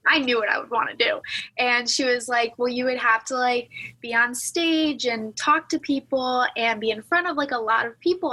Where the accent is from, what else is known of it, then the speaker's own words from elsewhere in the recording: Cleveland, Ohio, United States; moved away as an adult; also born or lived in Alabama; now in Tuscaloosa, United States; I'm from Northeast Cleveland, like Northeast of Cleveland in Ohio